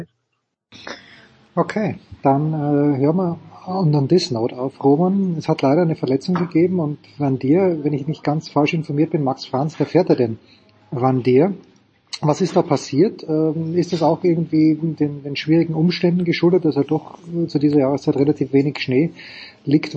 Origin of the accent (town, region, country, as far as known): Austria